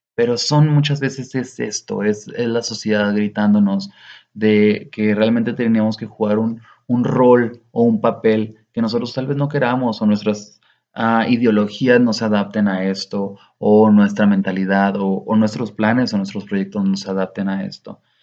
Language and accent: Spanish; Cuauhtémoc, Chihuahua, Mexico; en Cuauhtémoc, de donde soy originario, una ciudad, una pequeña localidad que me vio crecer